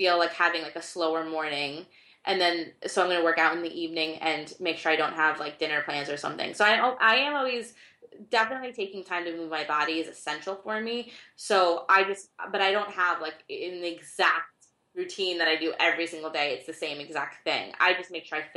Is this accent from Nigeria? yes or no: no; Argentina; I was born in Argentina